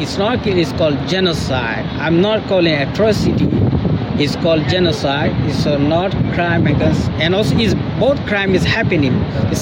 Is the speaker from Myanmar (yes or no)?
yes; Rakhine State, Myanmar; English is a second language; now in Australia; We come from Arakan. Arakan is our motherland.